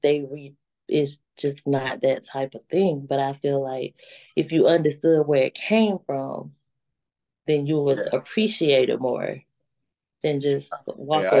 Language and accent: English; Georgia, United States; I'm from Georgia.